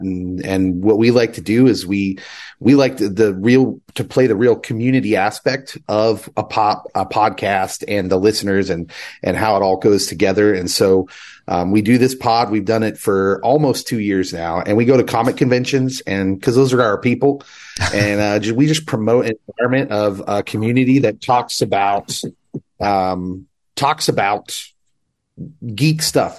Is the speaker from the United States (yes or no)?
yes; Kansas, United States; I'm from Kansas